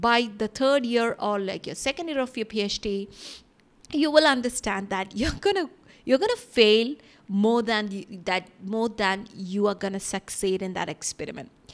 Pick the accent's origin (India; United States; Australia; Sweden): India; moved away; growing up in India